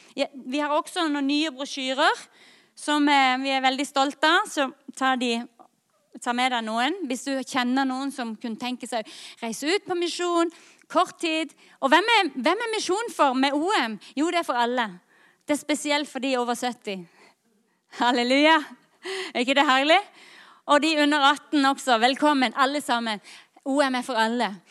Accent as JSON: {"language": "Norwegian", "town": "Lyngdal", "region": "Agder", "country": "Norway", "said": "jeg kommer fra Lyngdal"}